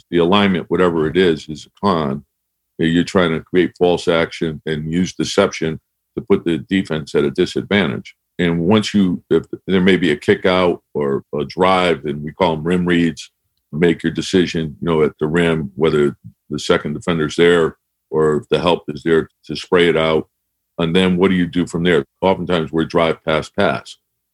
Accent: Connecticut, United States; I grew up in Connecticut.

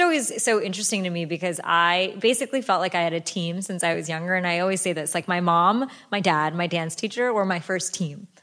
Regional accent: United States; I was born and raised here in America

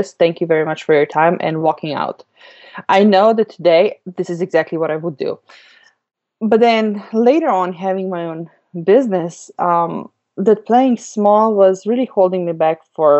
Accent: Slovenia; moved away; I grew up in Europe, in Slovenia, which is a teeny tiny country

